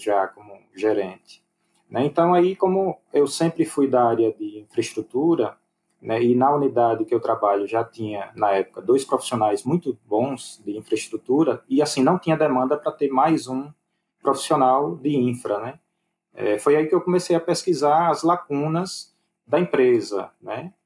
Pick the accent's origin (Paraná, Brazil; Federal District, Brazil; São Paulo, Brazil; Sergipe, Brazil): Sergipe, Brazil; Aracaju; eu sou de Aracaju